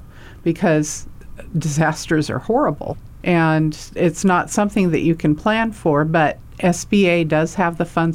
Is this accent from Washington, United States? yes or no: no; Hawaii, United States; I'm from Hawaii